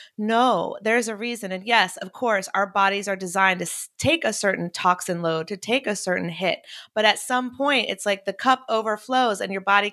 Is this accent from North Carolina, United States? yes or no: yes; Chapel Hill, North Carolina, United States; I'm from Chapel Hill